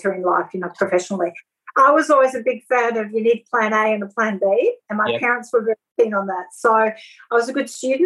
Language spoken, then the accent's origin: English; France; now in Australia; the girls I grew up with in France